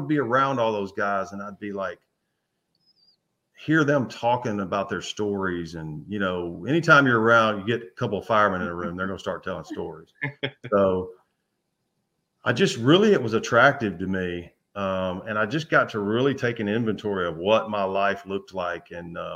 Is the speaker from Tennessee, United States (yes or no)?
yes; Memphis, Tennessee, United States; I grew up in the Memphis area